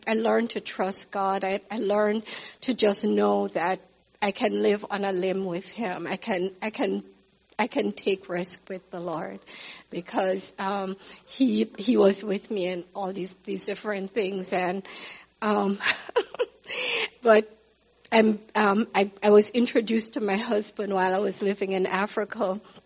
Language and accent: English; Kingston, Jamaica; moved away as an adult; also born or lived in Baltimore, Maryland / Nigeria / Zambia; I was born in Jamaica, Kingston, Jamaica.